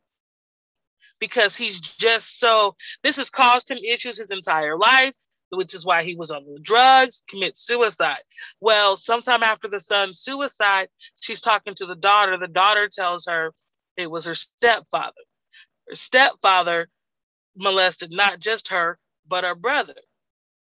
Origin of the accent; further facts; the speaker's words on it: Texas, United States; I'm from Texas